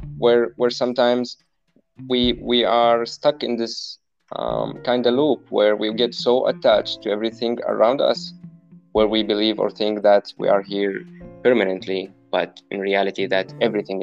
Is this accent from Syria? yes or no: yes; Homs, Homs Governorate, Syria; moved away; I was born in Homs in Syria